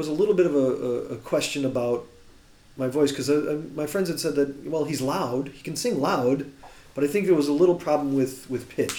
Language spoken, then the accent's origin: English; Chicago, Illinois, United States; accent: Chicago; But I've been here long enough where my Chicago accent is flattened out, where I quite often get accused of being Canadian.